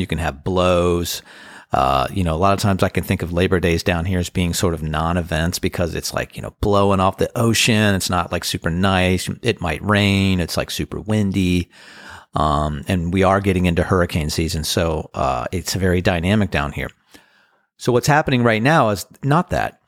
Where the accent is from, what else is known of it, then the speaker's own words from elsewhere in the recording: Annapolis, Maryland, United States; First time ever playing in Annapolis. That's my hometown